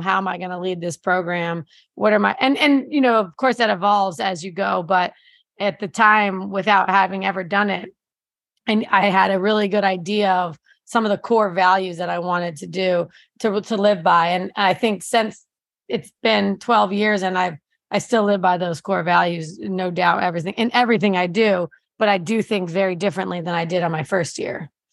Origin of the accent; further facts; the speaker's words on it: New Jersey, United States; moved away; I grew up in New Jersey